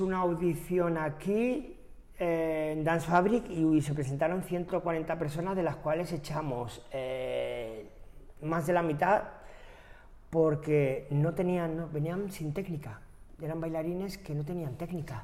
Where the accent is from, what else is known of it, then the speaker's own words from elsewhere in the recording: Maspalomas, Canary Islands, Spain; also born or lived in Germany; now in Madrid, Spain; San Bartolomé de Tirajana, municipio Maspalomas, que es de donde soy